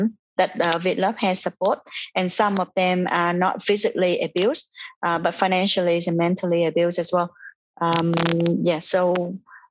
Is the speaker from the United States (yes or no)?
no; Vietnam; now in Australia; I am from Vietnam as well